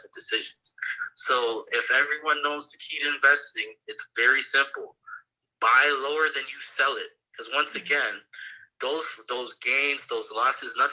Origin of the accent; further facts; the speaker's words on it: Canada; As a Canadian